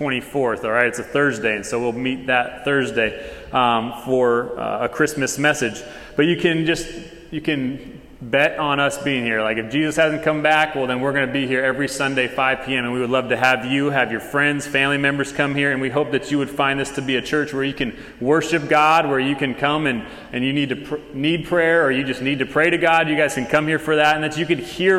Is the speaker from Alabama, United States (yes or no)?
no; Tucson, Arizona, United States; moved away as an adult; now in Texas, United States; We are from Tucson, Arizona